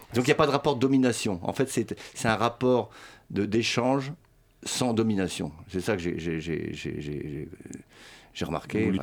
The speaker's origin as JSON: {"language": "French", "country": "France", "tie": "born or raised there", "also_born_or_lived": "Sweden / Berlin", "first_language": "Swedish", "second_language": "French", "said": "le suédois est ma langue maternelle. Mais j'ai quand même, je suis né en Suède et euh, d'une mère suédoise. Euh, mais j'ai quand même fait toute ma scolarité en France"}